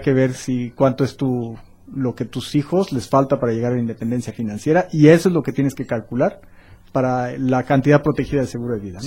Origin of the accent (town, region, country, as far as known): Mexico